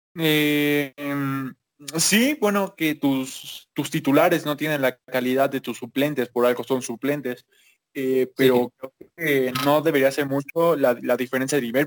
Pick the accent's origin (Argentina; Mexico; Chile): Mexico